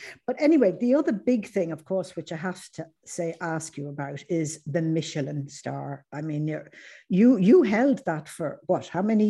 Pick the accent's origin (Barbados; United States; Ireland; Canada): Ireland; Sandycove, Leinster; I remember growing up in Sandy Cove, in South County Dublin